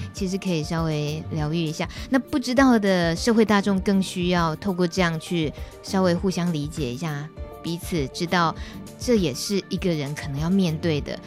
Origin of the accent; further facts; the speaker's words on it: Taiwan; first language Taiwanese Hokkien; Chinese is a second language; 台语虽然是我的母语